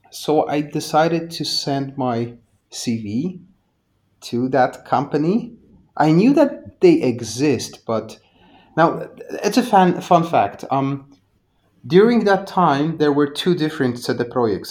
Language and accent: English; Poland; I'm from Poland. So back in the 90s, it was a bit of a wild east here.